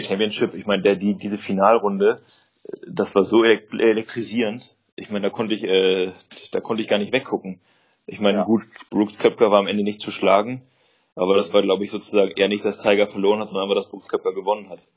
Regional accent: Germany; bei uns in Deutschland

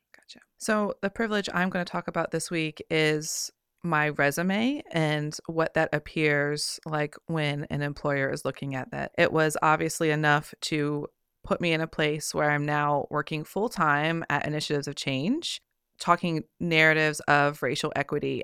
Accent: Richmond, Virginia, United States; my hometown right here in Richmond

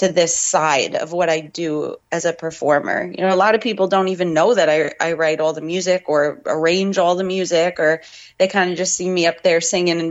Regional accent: New York, United States; Growing up in New York

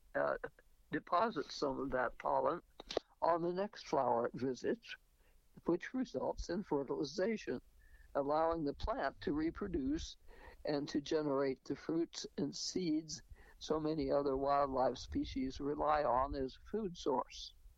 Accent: New Mexico, United States; moved away; also born or lived in Rochester, New York; I was born in New Mexico

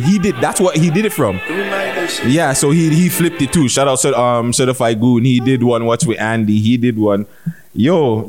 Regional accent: Canada; I'm not Jamaican, guys. Sorry. I'm Canadian, eh?

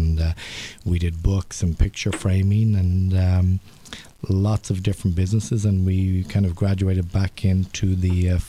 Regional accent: Dublin, Leinster, Ireland; moved away as an adult; also born or lived in Toronto, Canada; now in Montreal, Canada; Originally grew up in Dublin, Ireland. Came over in 1988. Lived in Toronto for about 10 years.

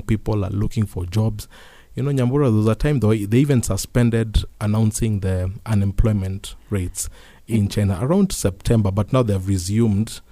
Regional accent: Kenya; as Kenyan

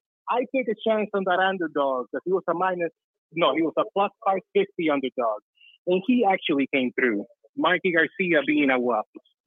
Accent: Cuba; moved away; I don't know if you can tell by my accent, I grew up in Cuba.

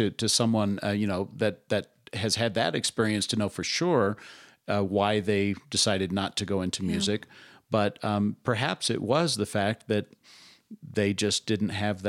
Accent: Colorado Springs, Colorado, United States; I grew up in Colorado Springs. The Air Force Academy was right there.

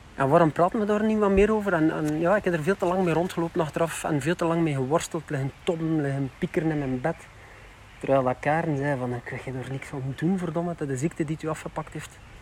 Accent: West Flanders, Belgium; zeker in de West-Vlaanderen, waar ik vandaan kom

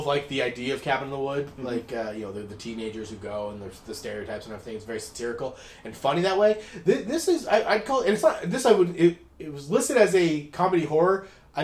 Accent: Spokane, Washington, United States

